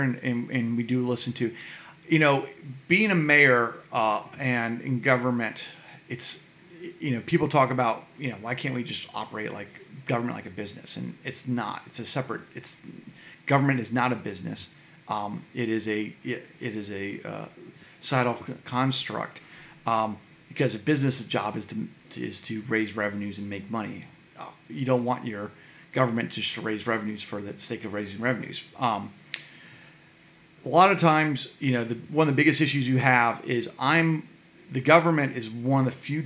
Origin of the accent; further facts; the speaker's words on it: Brookhaven, Georgia, United States; I grew up here in Brookhaven. My parents moved me when I was 1